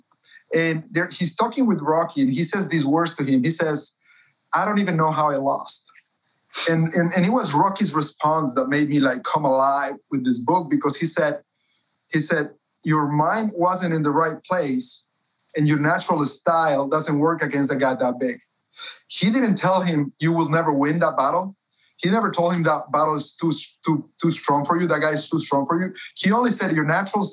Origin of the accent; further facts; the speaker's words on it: Cuenca, Azuay, Ecuador; moved away as an adult; now in United States; I was born and raised in Cuenca, Ecuador, been in the States for 11 years.